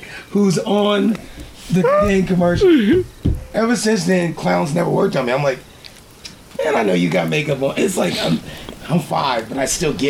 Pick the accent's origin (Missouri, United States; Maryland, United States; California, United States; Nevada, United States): Missouri, United States; St. Louis; I grew up in St. Louis, and so like in an urban community